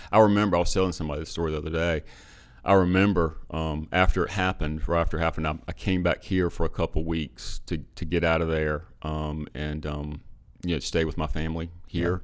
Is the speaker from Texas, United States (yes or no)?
no; Perquimans County, North Carolina, United States; I grew up in Perquimans County